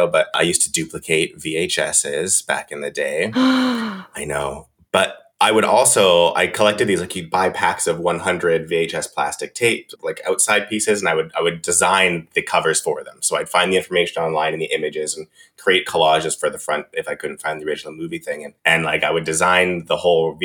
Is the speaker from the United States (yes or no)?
no; Vernon, British Columbia, Canada; also born or lived in Lavington / Coldstream; now in Vancouver, Canada; I grew up in Vernon and then, like, a little bit outside of that, Lavington. So Coldstream, small town my whole life.